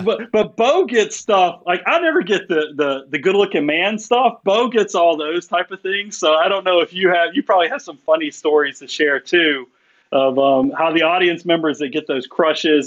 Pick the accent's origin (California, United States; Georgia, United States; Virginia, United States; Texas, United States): Georgia, United States; Atlanta; I'm from South Atlanta originally